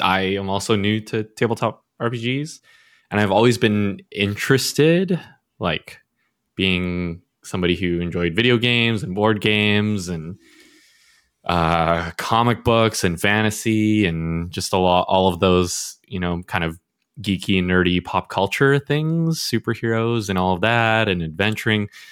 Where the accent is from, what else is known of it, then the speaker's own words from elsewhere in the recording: Canada; I was born and raised in Canada